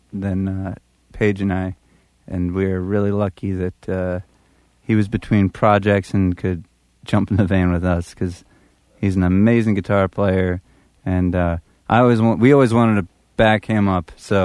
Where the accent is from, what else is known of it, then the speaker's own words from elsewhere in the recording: Minneapolis, Minnesota, United States; So I grew up the largest proportion of my life in Minneapolis than the other guys.